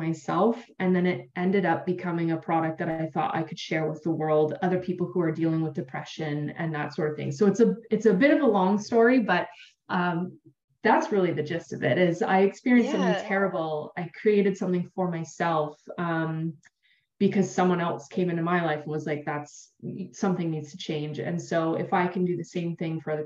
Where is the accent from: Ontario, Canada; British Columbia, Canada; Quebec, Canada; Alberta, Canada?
Ontario, Canada; I'm from Canada, so We've got a beautiful bay called Georgian Bay here in Ontario